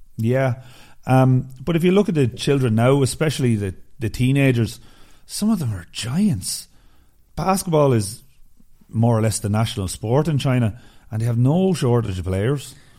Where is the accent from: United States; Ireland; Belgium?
Ireland; I'm Irish